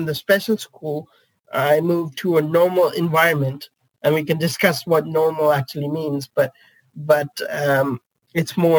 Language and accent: English; India; also born or lived in Netherlands; now in United Kingdom; I was born and brought up in India and then moved to the Netherlands and now the UK